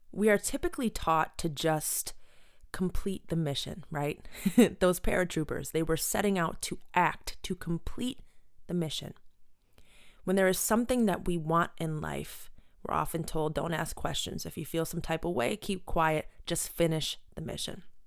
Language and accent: English; Buffalo, New York, United States; Born and raised in Buffalo